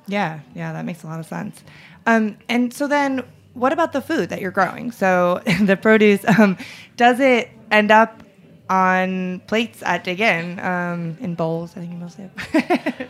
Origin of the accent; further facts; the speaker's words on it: Warwick, New York, United States; moved away; I grew up in Warwick, which is right next to Chester.